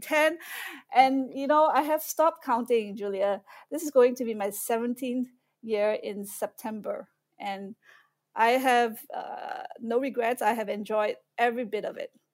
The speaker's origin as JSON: {"language": "English", "country": "Malaysia", "tie": "born or raised there", "also_born_or_lived": "Austin, Texas, United States / Singapore", "moved": "as an adult", "lives_now": "Shanghai, China", "said": "I was born and raised in Malaysia. I left when I was nineteen years old"}